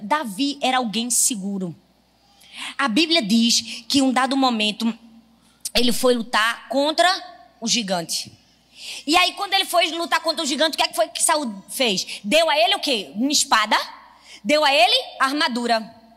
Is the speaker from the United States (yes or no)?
no; Northeast Region, Brazil; eu sou nordestina. E tenho muito orgulho de ser